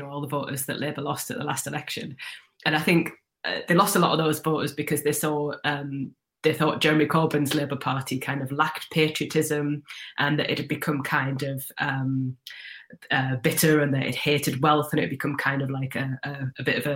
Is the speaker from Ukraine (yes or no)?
no; the North East, North East England, United Kingdom; I'm from the Northeast